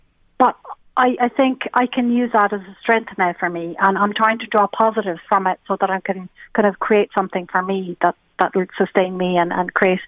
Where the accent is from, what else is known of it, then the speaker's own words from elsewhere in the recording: Helsinki, Uusimaa, Finland; English is a second language; Well, we've kind of lived all over Finland, but what we nowadays say is that we're from Helsinki and Espoo area, so the capital city area.